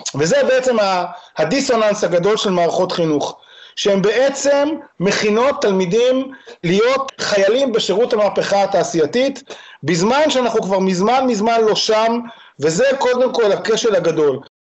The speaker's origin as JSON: {"language": "Hebrew", "country": "Israel", "said": "אני ישראלי"}